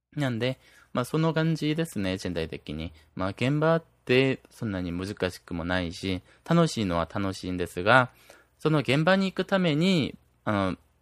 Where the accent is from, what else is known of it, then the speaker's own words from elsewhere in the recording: South Korea; 僕、韓国人なんで